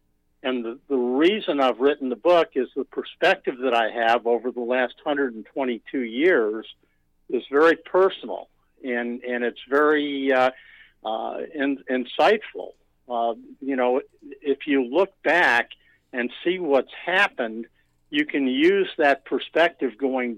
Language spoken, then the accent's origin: English; New York, United States; born there; Absolutely. Actually, I was born in New York.